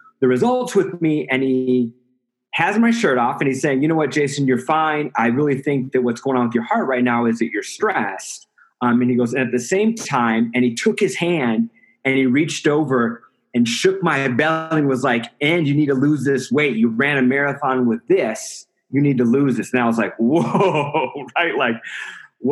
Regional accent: Iowa, United States; now in Denver, United States; So I'm originally from Iowa. I live in Denver, Colorado.

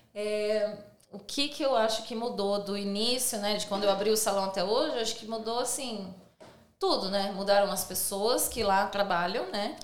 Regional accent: Brazil; now in Sydney, Australia; a gente é brasileiro

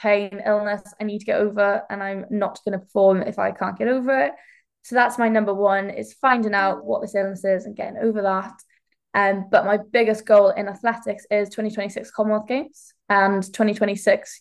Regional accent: Welsh, Wales, United Kingdom; I'm a Welsh heptathlete, so I do track and field

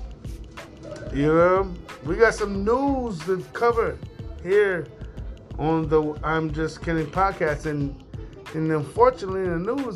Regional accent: New York City, New York, United States; I'm from New York City

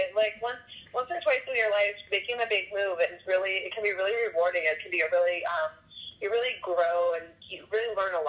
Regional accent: Minnesota, United States; moved away as an adult; now in Oregon, United States; So, I grew up in Minnesota and moved around a lot with my family, but mostly in the confines of Minnesota. And I just, I think I was 28 or 29, and I just wanted, to live somewhere else.

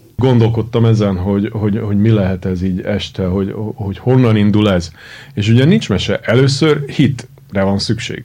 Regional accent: Hungary; Én imádok itt élni, tudod, uh-huh. de attól, hogy magyar vagyok

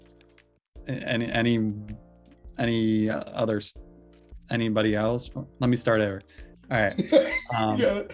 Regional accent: Pittsburgh, Pennsylvania, United States; I grew up in Pittsburgh

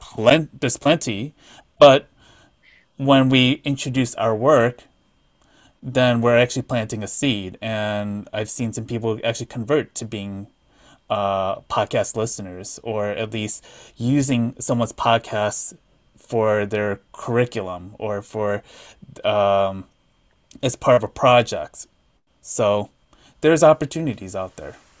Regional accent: Midwest, United States; I'm from the Midwest

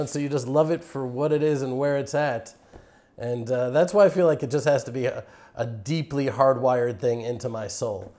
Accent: Houston, Texas, United States; moved away as an adult; now in Israel; I was raised in Houston, Texas

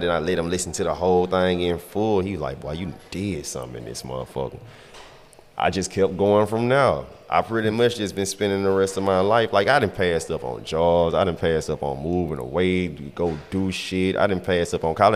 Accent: the Bay Area, California, United States; I grew up down in the Bay.

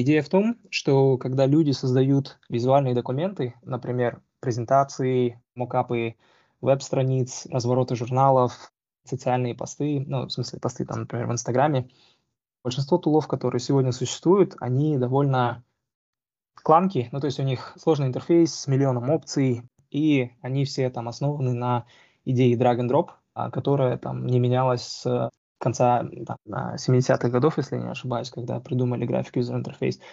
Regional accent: Almaty, Kazakhstan; moved away as an adult; also born or lived in Moscow / Arizona / Indiana / California; now in Seattle, United States; Я на самом деле вырос в Алмате, закончил республиканскую физмат-школу

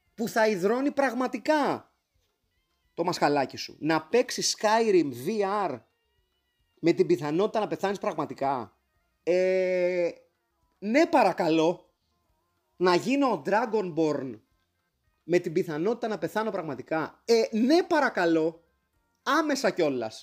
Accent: Greece; ως Έλληνες

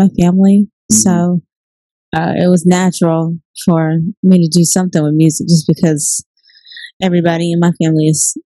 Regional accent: Temple Hills, Maryland, United States; I'm from Maryland. The DMV area? Yeah, the DMV area. Mm-hmm. Literally. We grew up on St. Barnabas Road in Temple Hills

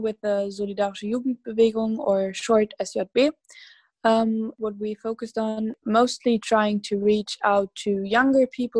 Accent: Berlin, Germany; I'm also from Berlin, and I'm going to finish school next year.

